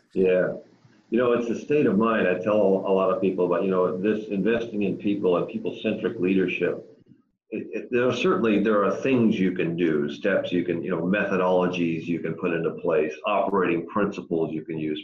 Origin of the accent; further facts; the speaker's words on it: Massachusetts, United States; moved away; I grew up in Massachusetts, born and raised.